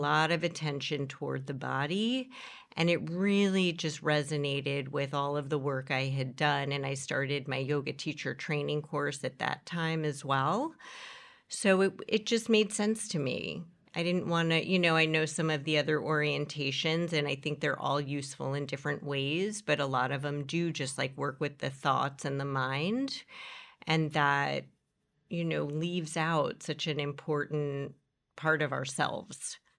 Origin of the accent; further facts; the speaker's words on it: New York City, New York, United States; where I grew up here in Horace Mann